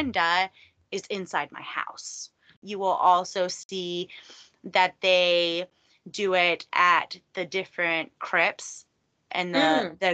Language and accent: English; Texas, United States; I grew up here in Texas